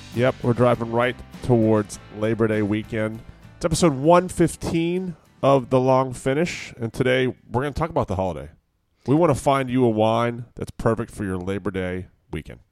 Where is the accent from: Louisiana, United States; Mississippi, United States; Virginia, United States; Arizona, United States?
Virginia, United States; now in California, United States; when I was growing up in Virginia, it was always pretty warm